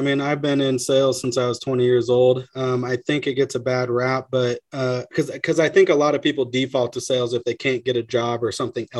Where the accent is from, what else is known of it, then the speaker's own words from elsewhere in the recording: Pacific Northwest, United States; I'm from Northwest, man.